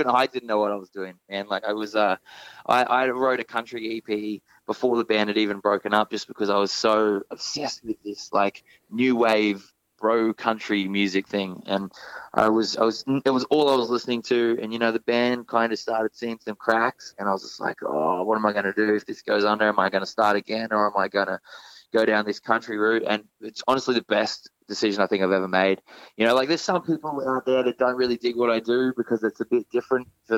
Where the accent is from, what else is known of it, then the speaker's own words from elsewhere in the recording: Australia; being Australian